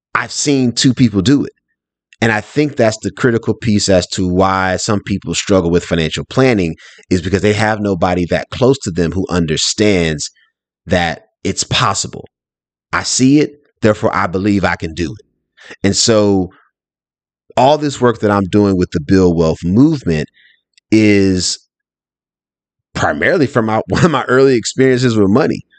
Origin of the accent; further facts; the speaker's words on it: Durham, North Carolina, United States; I'm originally from Durham, North Carolina. Shout out to the Bull City